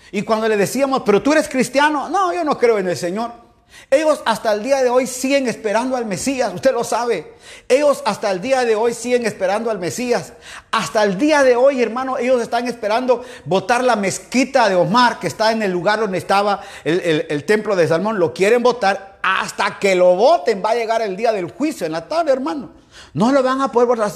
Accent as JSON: {"language": "Spanish", "region": "Quetzaltenango", "country": "Guatemala", "moved": "yes", "lives_now": "Guayaquil, Ecuador", "said": "Sí, soy chapín, soy guatemalteco, soy de Shela, aleluya mis papás de Shela, soy de allá, hermano al fondo a la derecha de la zona 5"}